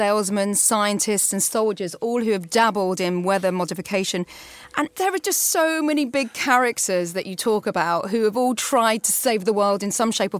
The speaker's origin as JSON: {"language": "English", "area": "near Cranfield", "region": "East of England", "country": "United Kingdom", "tie": "born or raised there", "said": "I lived and I was born near Cranfield"}